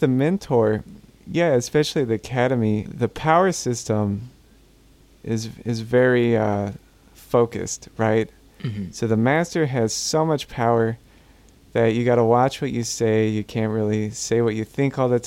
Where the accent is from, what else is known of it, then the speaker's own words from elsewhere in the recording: Gulf Coast, United States; I'm from the Gulf Coast, and we go through hurricanes regularly.